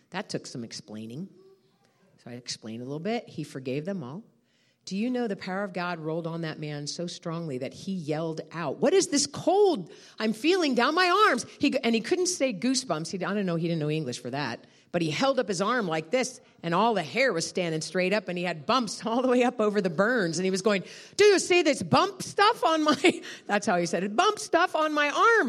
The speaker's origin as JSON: {"language": "English", "country": "United States", "said": "I'm a American"}